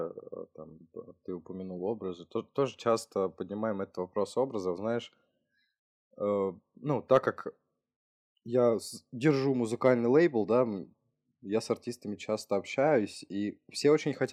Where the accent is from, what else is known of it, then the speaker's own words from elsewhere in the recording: Novy Urengoy, Yamalo-Nenets Autonomous Okrug, Russia; also born or lived in Saint Petersburg; now in Moscow, Russia; То есть я тоже с крайнего севера снова в Уренгой переехал в Питер когда-то.